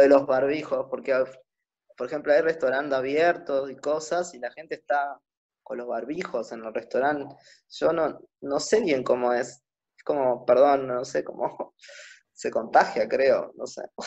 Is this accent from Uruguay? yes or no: yes; Uruguay; moved away as an adult; also born or lived in Buenos Aires, Argentina; un artista de Uruguay.